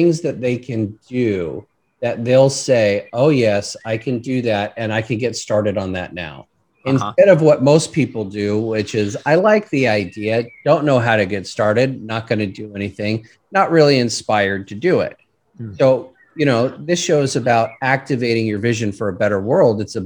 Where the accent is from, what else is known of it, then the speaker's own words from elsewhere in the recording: California, United States; I remember growing up in my hometown and you couldn't see the mountain in front of you